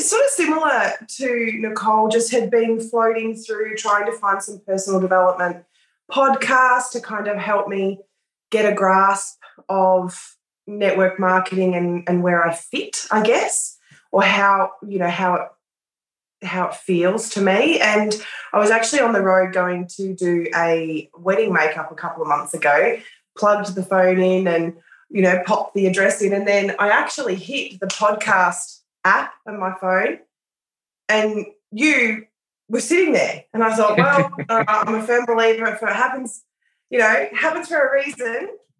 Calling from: Australia; Australia, yeah.

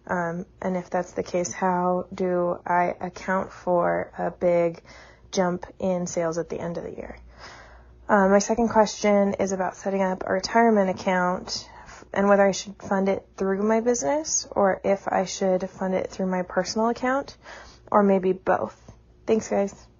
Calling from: Denver, Colorado, United States; I'm calling from Denver, Colorado

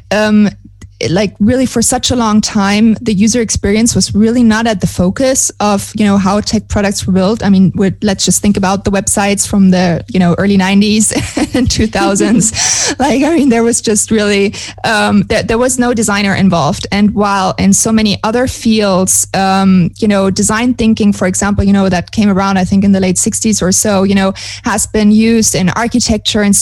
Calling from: Montevideo, Uruguay; way from South America, but really from the south, um, meaning uh, from Montevideo, Uruguay, a tiny country um, tucked in between Brazil and Argen

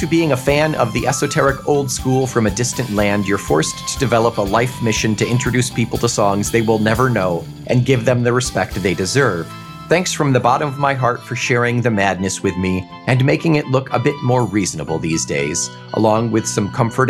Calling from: Israel; English is a second language; I'm 33, and I want to apologize in advance if anything I say seems a bit illogical since English is not my native language. I'm writing to you from my home in Israel during a crazy time.

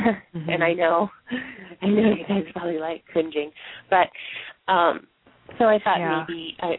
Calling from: Eugene, Oregon, United States; I'm from Eugene, Oregon.

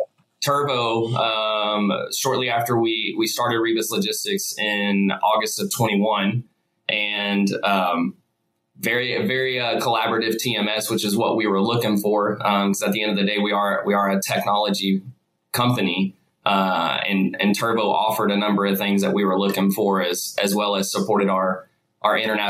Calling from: Atlanta, Georgia, United States; So I am in Atlanta, Georgia.

